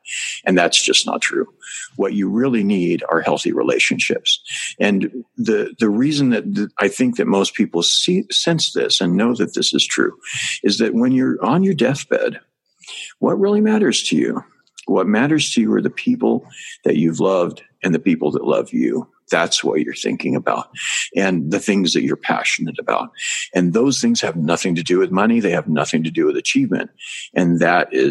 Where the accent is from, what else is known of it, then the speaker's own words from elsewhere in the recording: Northern California, United States; moved away as an adult; also born or lived in Asia / Thailand; I was raised in Northern California